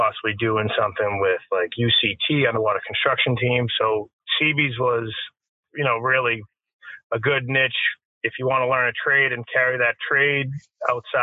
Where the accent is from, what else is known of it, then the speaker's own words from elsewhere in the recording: Wakefield, Massachusetts, United States; I was born and raised in Wakefield, Massachusetts.